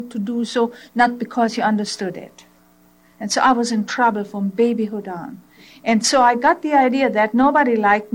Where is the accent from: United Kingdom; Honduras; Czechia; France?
Czechia; first language German; English is a second language; now in United States; I was born in Czechoslovakia in a German language group